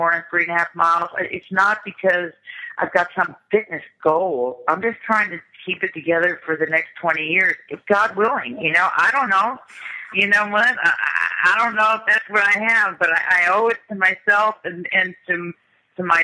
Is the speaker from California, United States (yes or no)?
yes; Los Angeles, California, United States; moved away as an adult; I grew up in the Valley. I'm the original Valley girl. I grew up in the Valley in the '60s